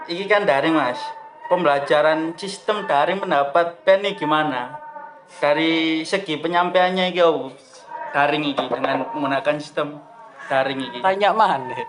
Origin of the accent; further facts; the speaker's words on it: Indonesia; accent: medok; now in Surabaya, Indonesia; untuk tempat tinggal sendiri gue tinggal di Surabaya dan maafin ya suara gue agak medok